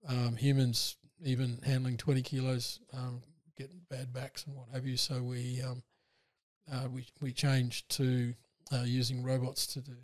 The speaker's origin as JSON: {"language": "English", "town": "Broken Hill", "region": "New South Wales", "country": "Australia", "tie": "born or raised there", "said": "I was born in Broken Hill. Yeah. You can't sort of get away from mining if you're born in Broken Hill."}